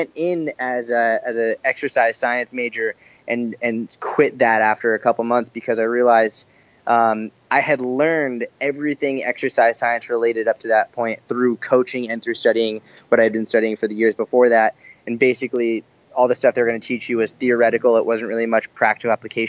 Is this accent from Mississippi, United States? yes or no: no; Boston, Massachusetts, United States; also born or lived in Israel / Tel Aviv; now in New York, United States; So I grew up in Boston, actually.